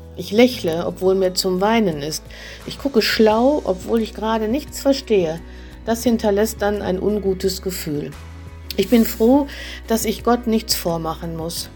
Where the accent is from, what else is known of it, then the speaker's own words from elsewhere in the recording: Münsterland, North Rhine-Westphalia, Germany; bei uns im Münsterland